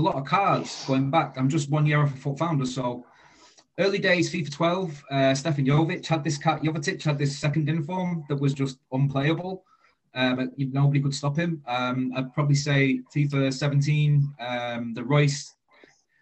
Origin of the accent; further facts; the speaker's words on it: Manchester, North West England, United Kingdom; moved away as an adult; now in South West England, United Kingdom; I'm in the southwest, but I'm originally from Manchester. I've been living in the southwest for about 4 years now